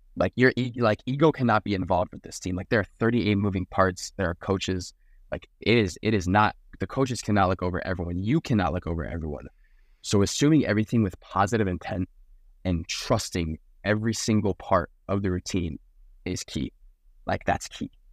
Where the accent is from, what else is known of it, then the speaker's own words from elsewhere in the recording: South Florida, United States; born and raised in South Florida